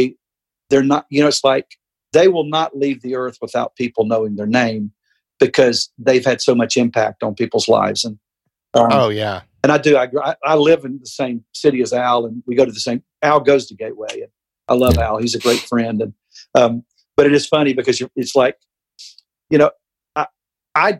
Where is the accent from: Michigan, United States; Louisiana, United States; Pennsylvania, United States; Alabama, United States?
Alabama, United States; Mobile; moved away; also born or lived in Tennessee; I'm from Mobile